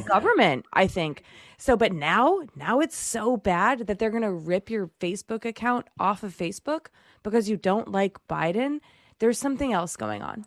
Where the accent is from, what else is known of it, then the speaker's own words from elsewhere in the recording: Chelmsford, Massachusetts, United States; I'm from Chelmsford